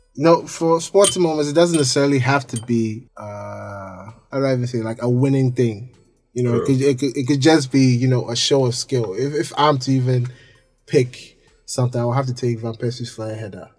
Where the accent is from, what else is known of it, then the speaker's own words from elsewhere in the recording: Ghana; we're all Ghanaian